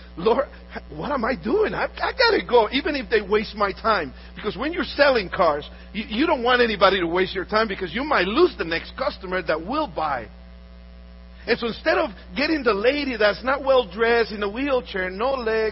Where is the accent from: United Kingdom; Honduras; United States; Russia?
Honduras; moved away; I'm from Honduras. I was born in Honduras.